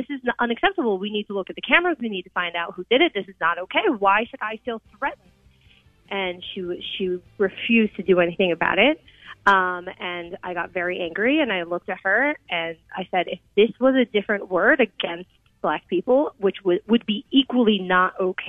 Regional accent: Columbus, Ohio, United States; now in Cleveland, United States; I grew up in Columbus, Ohio.

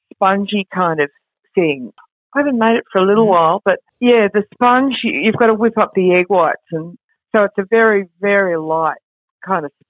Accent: Woollora, Victoria, Australia; in Woollora, where I grew up

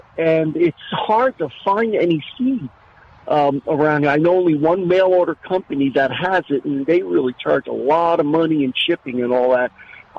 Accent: New Jersey, United States; moved away; I grew up in the Northeast in New Jersey, and as you can imagine, that area is loaded with Italians.

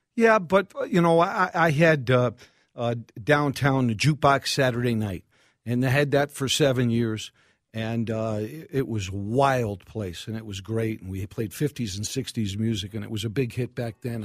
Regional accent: New York City, New York, United States; accent: New York; now in Minneapolis, United States; Far Rockaway, New York, Bell Harbor

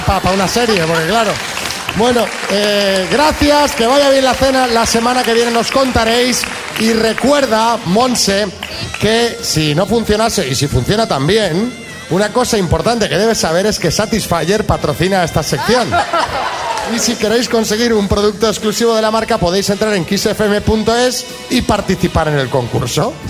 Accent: Barcelona, Catalonia, Spain; yo soy de Barcelona

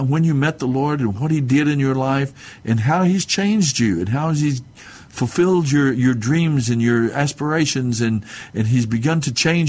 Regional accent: Mescalero Apache reservation, southern New Mexico, United States; I'm Native American, Mescalero Apache, off of the reservation there in southern New Mexico

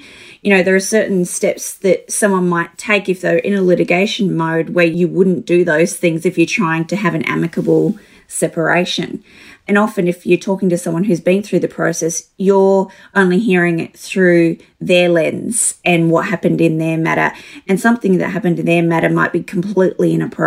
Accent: Alice Springs, Northern Territory, Australia; I grew up in Alice Springs, so little small town area

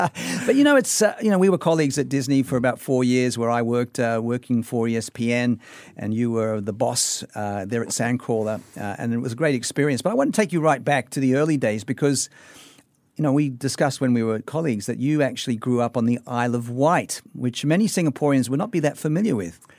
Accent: Sydney, New South Wales, Australia; growing up in Sydney, Australia

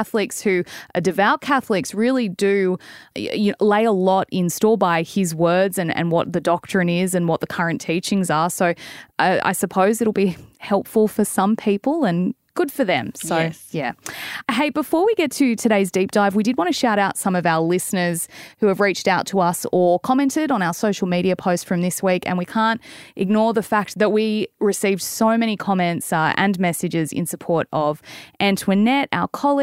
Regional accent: Australia; also born or lived in Melbourne; I'm an Aussie

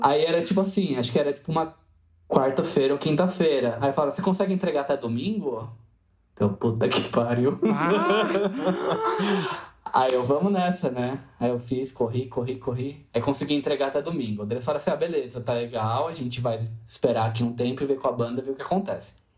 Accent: Jundiaí, São Paulo, Brazil; eu sou de Jundiaí, São Paulo, interior

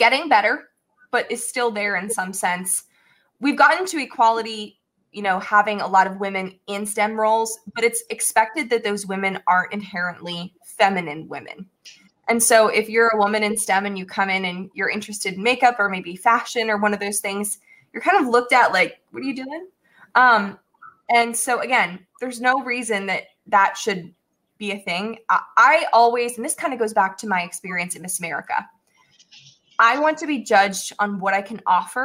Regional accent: Newtown, Pennsylvania, United States; my journey in growing up in Newtown was a great one for me.

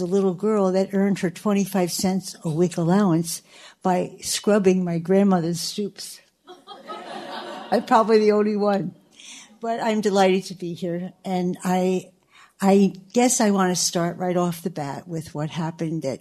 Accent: Baltimore, Maryland, United States; I'm from Locust Point

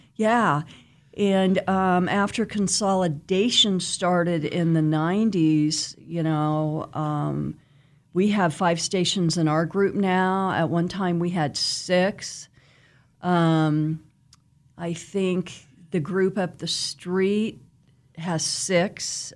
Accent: Wichita, Kansas, United States; I am from Wichita, born and raised, um, grew up out west. and, um, went to West High

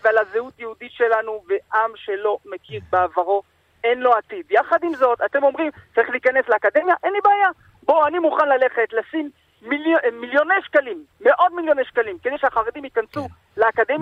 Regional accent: France; now in Israel; אני מגיע מצרפת

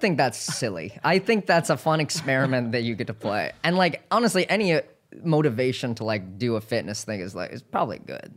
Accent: Hawaii, United States; I'm from Hawaii

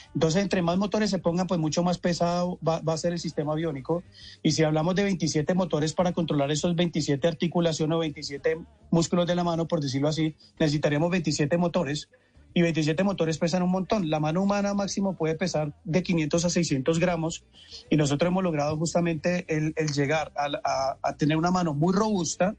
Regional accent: Cali, Valle del Cauca, Colombia; moved away as an adult; also born or lived in Bogotá, Colombia; now in Mexico; yo soy caleño

